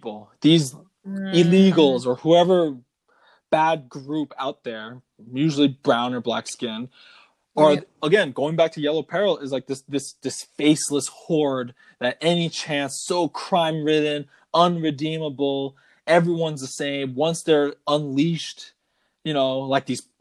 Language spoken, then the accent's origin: English; Virginia, United States; moved away as an adult; also born or lived in New York; now in Maryland, United States; I'm from the great Commonwealth of Virginia